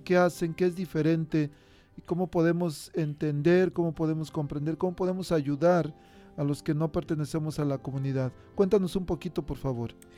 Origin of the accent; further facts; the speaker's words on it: Mexico; now in United States; en México, pues allá con trabajos tenemos para un foquito.